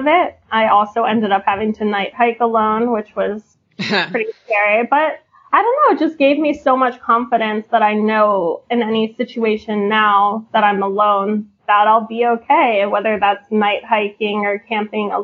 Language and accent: English; Philadelphia, Pennsylvania, United States; I grew up in a safe area, Philadelphia